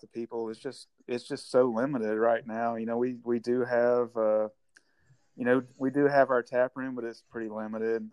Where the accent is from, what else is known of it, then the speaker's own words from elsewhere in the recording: Vicksburg, Mississippi, United States; moved away as an adult; now in Nashville, United States; I grew up in, in Mississippi, and it's where a little town called Vicksburg